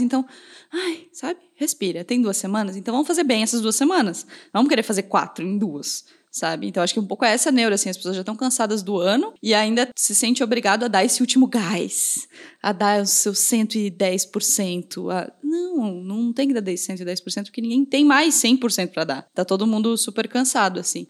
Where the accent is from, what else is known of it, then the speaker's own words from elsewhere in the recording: Pinhalzinho, Santa Catarina, Brazil; now in Blumenau, Brazil; lá em Pinhalzinho, na cidade de onde eu vim